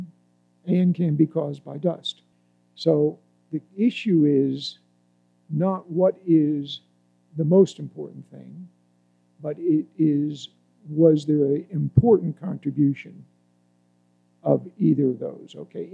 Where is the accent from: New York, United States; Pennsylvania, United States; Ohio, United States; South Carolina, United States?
Pennsylvania, United States; Altoona; I grew up in Altoona, Pennsylvania